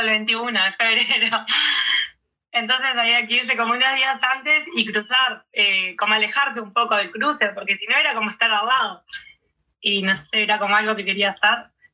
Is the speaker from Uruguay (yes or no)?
yes; Uruguay; acá en el este de nuestro país